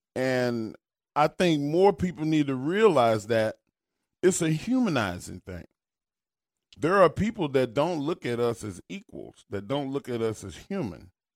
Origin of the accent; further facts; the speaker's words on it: United States; as an American